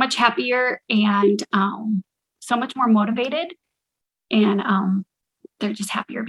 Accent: Vista, California, United States; I am from Vista, California.

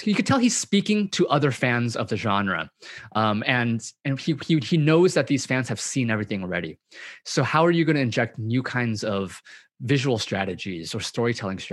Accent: Southern California, United States; I grew up in Southern California, and I grew up eating donuts

